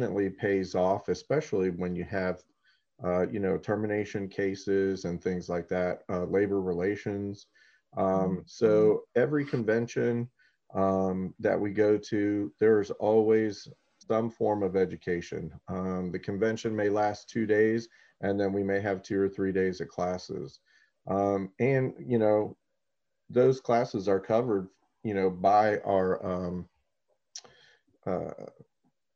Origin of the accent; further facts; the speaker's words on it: Orlando, Florida, United States; also born or lived in Frankfurt, Germany / Spain / South Carolina / Kissimmee, Florida; basically been in Florida the entire time since. Grew up here in Orlando